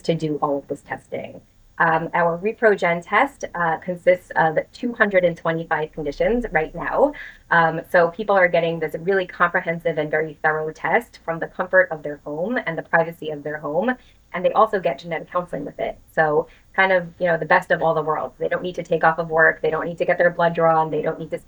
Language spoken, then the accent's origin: English; New York City, New York, United States; I was born and raised in the New York City area.